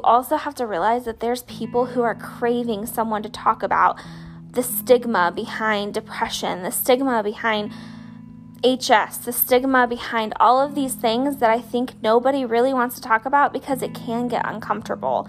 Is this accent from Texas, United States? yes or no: no; Bradenton, Florida, United States; also born or lived in Slidell, Louisiana; I was born and raised in Bradenton, Florida, and I moved to Slidell, Louisiana when I was in the 3rd grade, I think. And then I moved back to what's like Central Florida in 7th grade